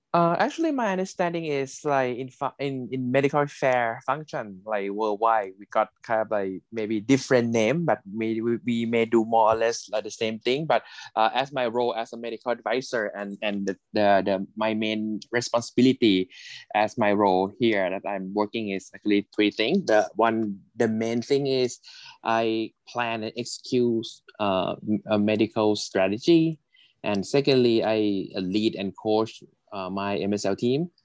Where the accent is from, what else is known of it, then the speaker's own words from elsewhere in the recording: Thailand; is my home country in Thailand